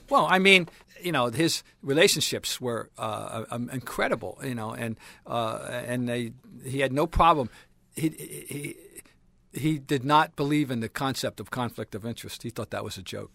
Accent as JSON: {"language": "English", "region": "New Jersey", "country": "United States", "moved": "as an adult", "lives_now": "Boston, United States", "said": "I'm from Jersey. I came up here to go to school"}